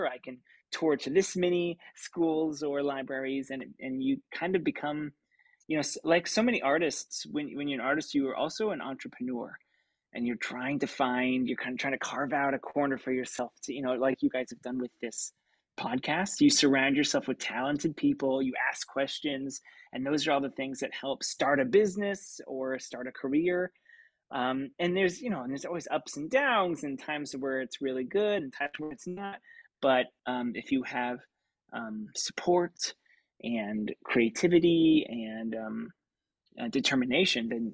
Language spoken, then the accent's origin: English; Lawrence, Kansas, United States; moved away; I grew up in Lawrence, Kansas, which is a great college town.